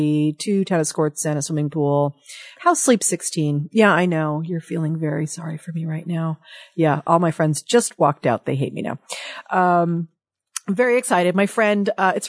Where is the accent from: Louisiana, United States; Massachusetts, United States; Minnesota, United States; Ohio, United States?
Ohio, United States; Dayton; moved away; I'm a Midwesterner at heart. I'm a Dayton, Ohio born girl. I've got Dayton in me somewhere